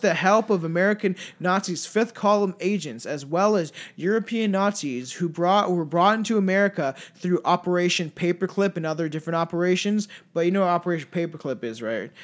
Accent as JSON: {"language": "English", "country": "Canada", "said": "we're French Canadian"}